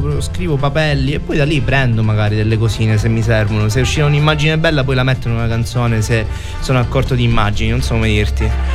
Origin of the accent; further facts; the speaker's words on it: Messina, Sicily, Italy; moved away; Sicilia, alla mia isola